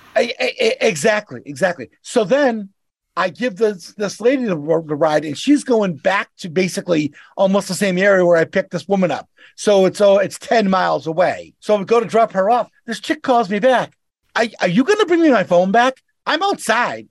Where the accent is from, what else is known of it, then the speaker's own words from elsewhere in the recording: Boston, Massachusetts, United States; accent: Boston; I'm, I'm from Boston.